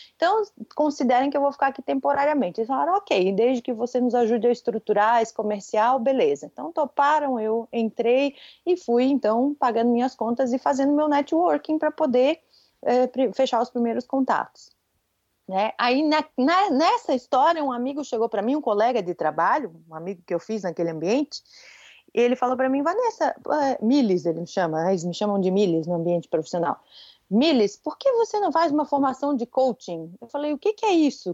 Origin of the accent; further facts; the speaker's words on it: Florianópolis, Santa Catarina, Brazil; accent: manezinho (Florianópolis island accent); eu moro em Florianópolis e sou daqui, eu sou manezinha da ilha típica